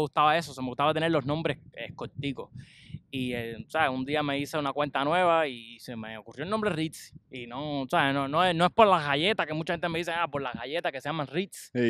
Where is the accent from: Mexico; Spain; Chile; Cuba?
Cuba; moved away; yo soy cubano, orgulloso